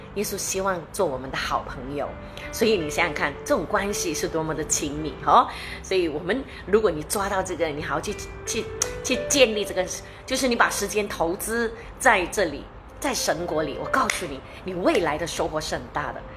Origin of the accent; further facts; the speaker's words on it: Malaysia; 我们马来西亚人